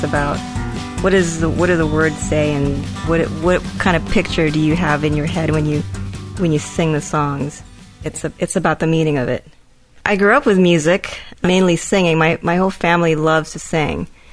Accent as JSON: {"language": "English", "country": "Philippines", "tie": "born or raised there", "moved": "yes", "lives_now": "United States", "said": "I was born in the Philippines and I moved to the U.S."}